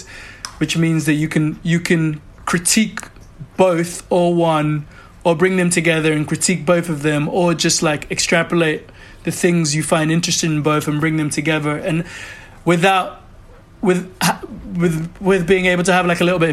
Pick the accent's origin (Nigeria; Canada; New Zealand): Nigeria; Lagos; also born or lived in United Kingdom / New York; now in London, United Kingdom; We grew up, me and my closest brother, we grew up in Nigeria and spent a lot of time in the UK